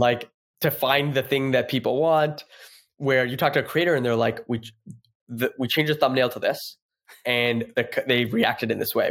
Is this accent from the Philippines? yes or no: no; Toronto, Ontario, Canada; moved away as an adult; now in San Francisco, United States; I'm from Toronto, s, and I go back home